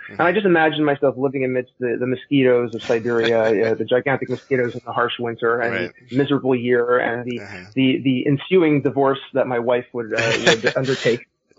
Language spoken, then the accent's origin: English; Montreal, Quebec, Canada; accent: Canadian; moved away; I'm originally from Canada, from Montreal. So if my accent sounds funny, it's because I'm Canadian.